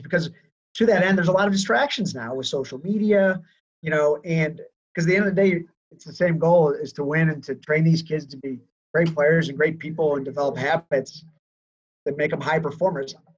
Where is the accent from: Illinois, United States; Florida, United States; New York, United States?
Illinois, United States; Chicago; I am from Chicago